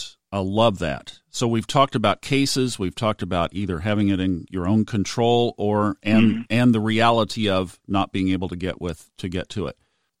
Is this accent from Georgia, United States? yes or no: no; Texas, United States; we're all from Texas here, right?